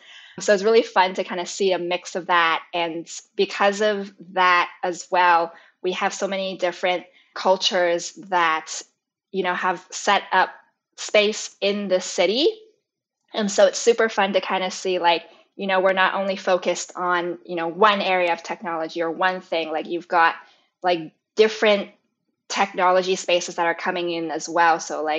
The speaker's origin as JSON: {"language": "English", "country": "Canada", "tie": "born or raised there", "said": "And I grew up in Canada my whole life."}